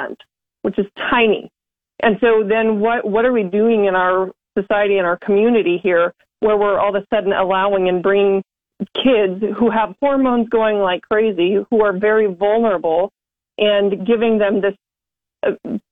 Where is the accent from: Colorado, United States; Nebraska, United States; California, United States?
Nebraska, United States; Western; now in Lincoln, United States; I'm from Western Nebraska originally, but I live in the Lincoln area today